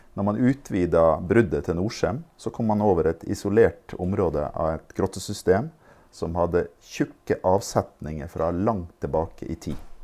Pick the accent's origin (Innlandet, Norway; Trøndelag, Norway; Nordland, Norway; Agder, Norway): Nordland, Norway; Fauske; jeg er fra Fauske